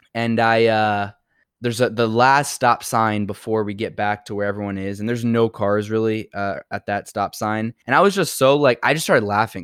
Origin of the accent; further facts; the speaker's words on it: New York City, New York, United States; I'm from New York